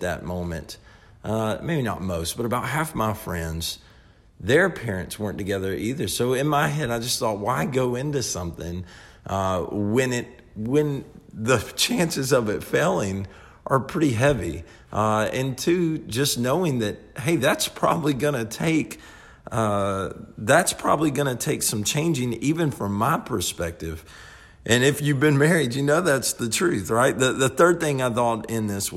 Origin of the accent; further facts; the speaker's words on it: the Bible Belt, United States; growing up in the Bible Belt, we all kind of just know the Lord